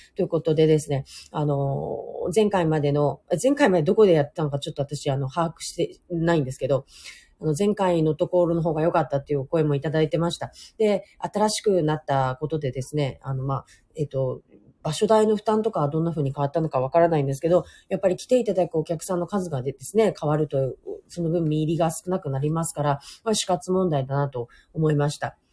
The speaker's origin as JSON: {"language": "Japanese", "region": "Hokkaido", "country": "Japan", "tie": "born or raised there", "moved": "yes", "lives_now": "Nagasaki, Japan", "said": "北海道出身なので"}